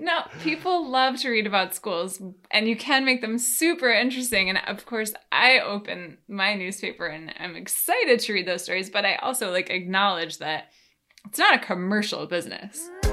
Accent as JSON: {"language": "English", "region": "New York", "country": "United States", "tie": "born or raised there", "moved": "as an adult", "lives_now": "Washington, D.C., United States", "said": "so now I live in D C, like I told you, I moved from New York. Um, it's where I grew up"}